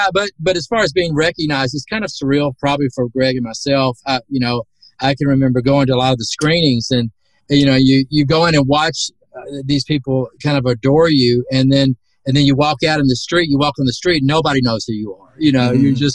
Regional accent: Southern United States, United States; accent: Southern; my Southern accent

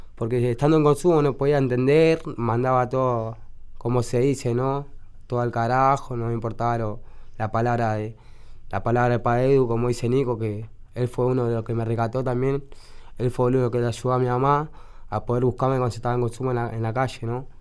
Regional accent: Buenos Aires, Argentina; yo me crié en la 71, nací ahí.

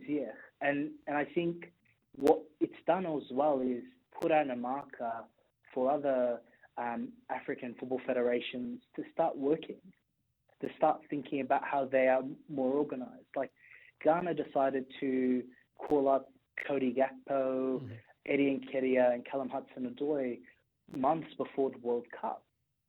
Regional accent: Australia; I'm Australian

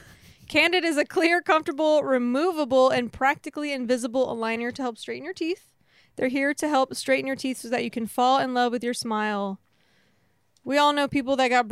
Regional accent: Texas, United States; I'm from Texas

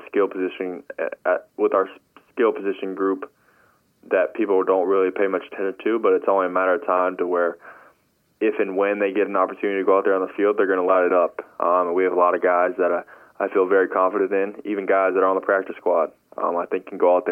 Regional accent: Charlotte, North Carolina, United States; we're both from Charlotte

